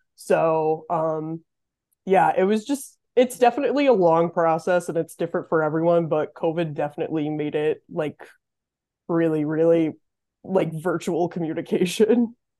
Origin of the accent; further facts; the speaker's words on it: Massachusetts, United States; moved away as an adult; now in Potsdam, United States; I'm originally from Massachusetts. Um, I grew up in a really tiny town about an hour west of Boston